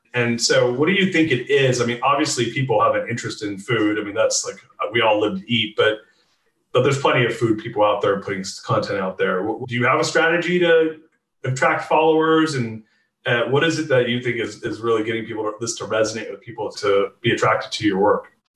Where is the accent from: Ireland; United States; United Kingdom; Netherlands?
United States; California; moved away as an adult; now in Austin, United States; I'm born and raised in California and lived there until three years ago.